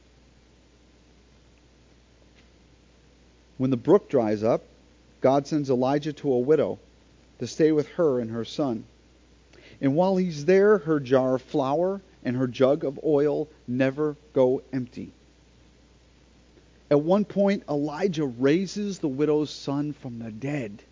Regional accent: Florida, United States; we're from Florida

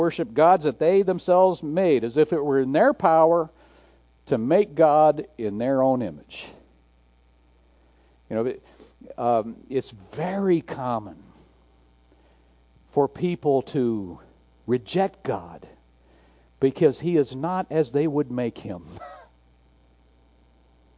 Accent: Garfield Heights, Ohio, United States; I was born in Garfield Heights, Ohio.

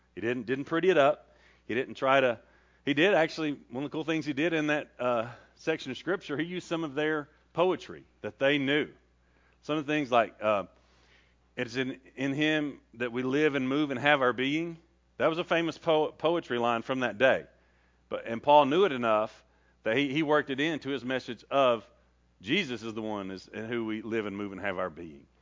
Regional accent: Rockwood, Tennessee, United States; also born or lived in Cape Town, South Africa; I came from Rockwood, Tennessee

